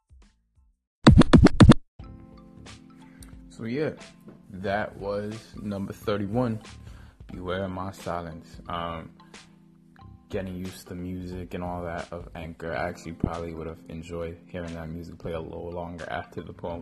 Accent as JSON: {"language": "English", "town": "New York City", "region": "New York", "country": "United States", "tie": "born or raised there", "said": "I was raised in Harlem"}